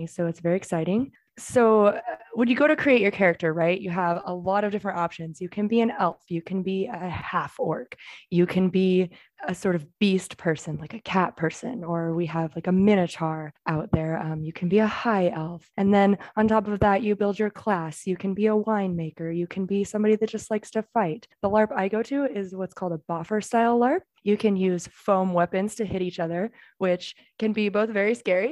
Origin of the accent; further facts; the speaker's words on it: Seattle, Washington, United States; now in Florida, United States; I'm from Seattle originally